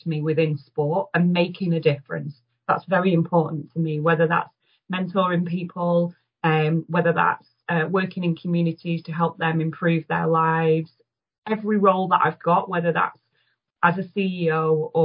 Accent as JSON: {"language": "English", "town": "Manchester", "region": "North West England", "country": "United Kingdom", "said": "as a Mancunian and someone that's worked in Greater Manchester a long time"}